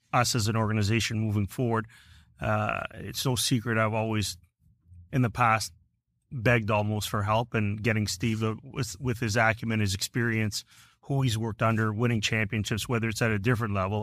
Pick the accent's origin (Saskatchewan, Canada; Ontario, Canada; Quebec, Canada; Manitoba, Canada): Ontario, Canada; Hamilton; born or raised there